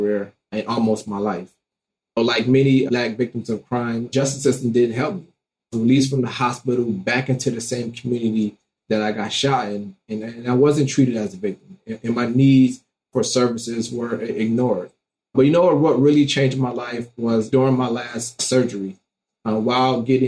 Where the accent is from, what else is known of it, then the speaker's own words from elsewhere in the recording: Detroit, Michigan, United States; growing up in Detroit, Michigan